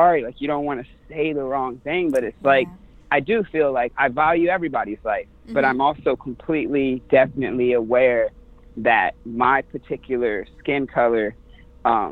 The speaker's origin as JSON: {"language": "English", "town": "Virginia Beach", "region": "Virginia", "country": "United States", "said": "I'm from Virginia Beach, Virginia, and I was born in North Virginia."}